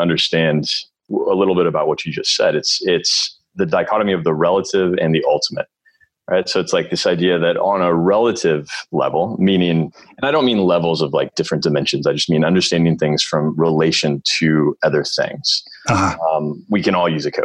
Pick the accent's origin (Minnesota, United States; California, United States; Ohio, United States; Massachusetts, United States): California, United States; Northern; I'm born and raised in Northern California